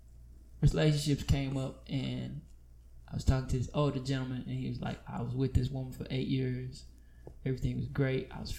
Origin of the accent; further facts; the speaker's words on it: St. Louis, Missouri, United States; I'm from St. Louis.